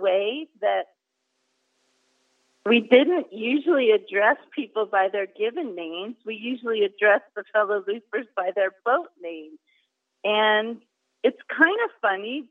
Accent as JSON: {"language": "English", "region": "West Coast", "country": "United States", "said": "we're from the West Coast and we grew up sailing"}